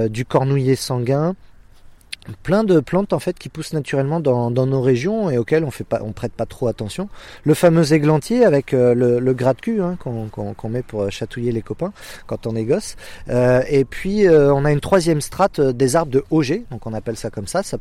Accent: Centre-Val de Loire, France; me réenraciner en fait chez moi en Touraine, de relocaliser mes activités, et puis de boucler une boucle.

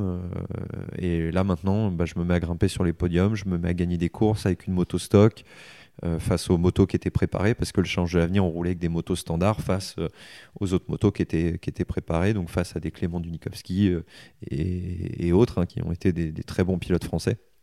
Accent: Soissons, Hauts-de-France, France; born or raised there; also born or lived in Egypt; now in Le Mans, France

